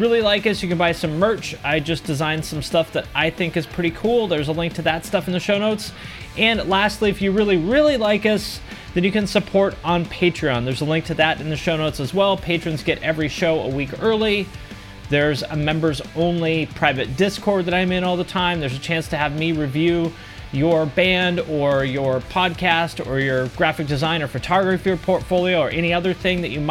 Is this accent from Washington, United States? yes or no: yes; Seattle, Washington, United States; moved away as an adult; also born or lived in Bellingham, Washington / Ohio; I was born in Bellingham, Washington, which is a little college town in between Seattle and Canada. Grew up in the Seattle area my whole life